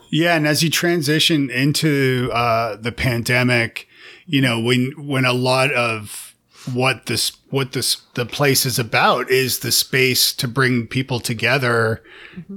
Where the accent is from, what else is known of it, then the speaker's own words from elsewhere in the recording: Canada; moved away as an adult; also born or lived in Toronto; now in Nashville, United States; I'm Canadian